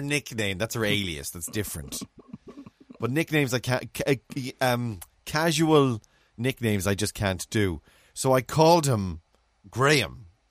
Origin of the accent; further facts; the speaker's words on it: England, United Kingdom; now in Cork, Ireland; As an English man in Cork